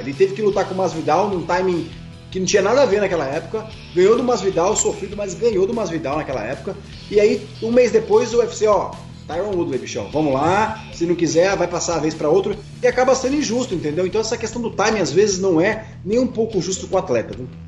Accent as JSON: {"language": "Portuguese", "country": "Brazil", "said": "sou brasileiro"}